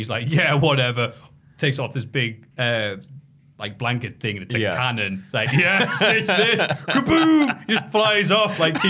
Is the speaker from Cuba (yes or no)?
yes; Havana, Cuba; That'd be weird. I'm from Havana.